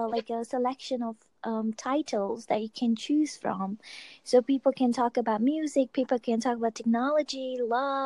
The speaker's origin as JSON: {"language": "English", "country": "Malaysia", "said": "I'm Asian. I live in Malaysia, but I'm an Indian by origin"}